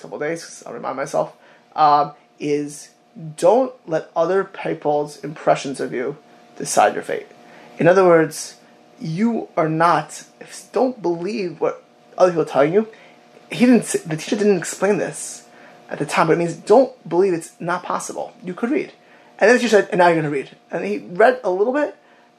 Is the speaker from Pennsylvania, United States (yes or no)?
no; South Florida, United States; I grew up in South Florida.